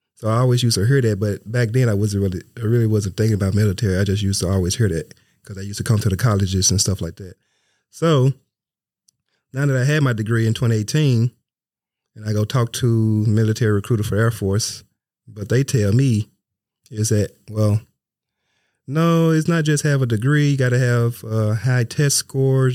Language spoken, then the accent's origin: English; Memphis, Tennessee, United States; moved away; I'm from Memphis, Tennessee